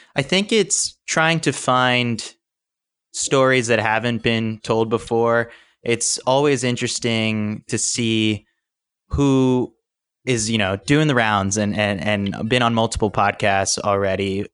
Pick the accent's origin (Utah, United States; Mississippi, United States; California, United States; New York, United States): New York, United States; New York City; I was born and raised in New York City, so I love the city